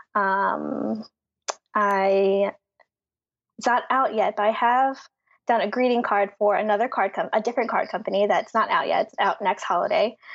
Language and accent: English; Philadelphia, Pennsylvania, United States; I grew up in Philly, went to college mm. in hmm. Philly